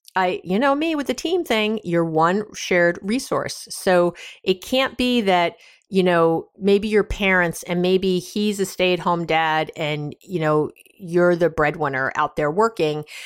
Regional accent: New York, United States; I'm from New York

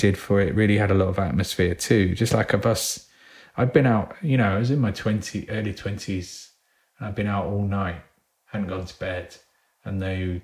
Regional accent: England, United Kingdom; We read it as English people

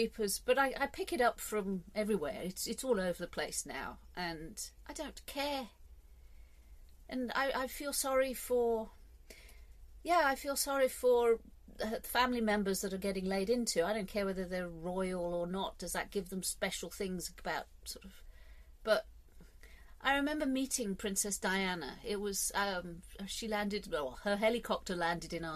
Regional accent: England, United Kingdom; I'm English

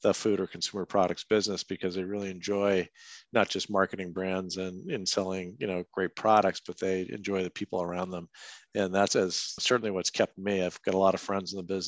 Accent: Merrimack, New Hampshire, United States; my house where I grew up in Merrimack, New Hampshire

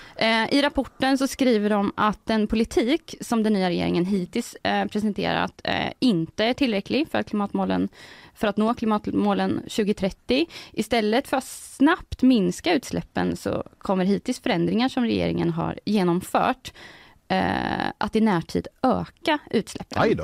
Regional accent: Degerfors, Örebro County, Sweden; Jag kommer ju från Degerfors som ju har eh, legat i Allsvenskan nu två säsonger.

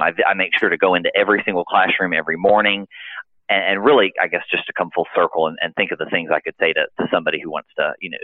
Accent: Nashville, Tennessee, United States; also born or lived in Florida; now in Macon, United States; We're originally from Nashville, Tennessee

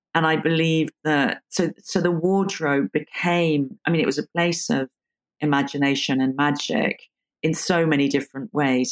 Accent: London, United Kingdom; I was born in London and grew up in, in London

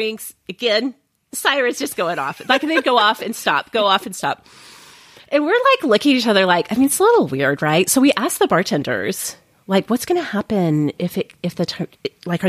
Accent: Oklahoma, United States; I grew up in Oklahoma

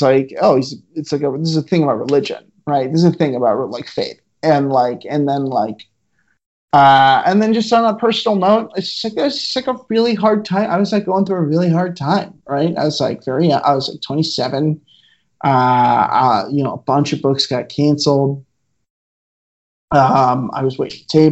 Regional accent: Midwest, United States; I am from the Midwest

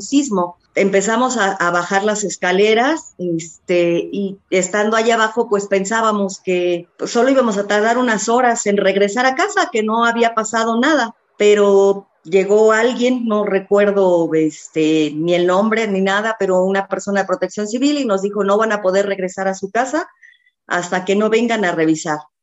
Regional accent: Mexico; todos tenemos como mexicanos

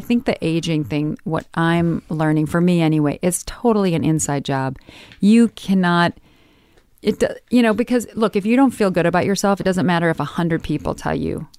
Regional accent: Midwest, United States; moved away; growing up in the Midwest

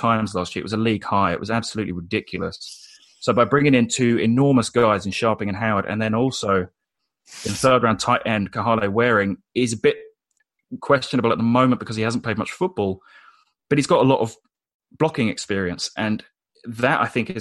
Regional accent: United Kingdom; a British guy

